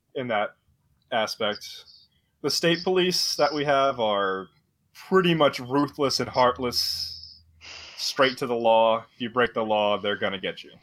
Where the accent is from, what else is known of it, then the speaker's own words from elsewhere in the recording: Rhode Island, United States; my home state right now, Rhode Island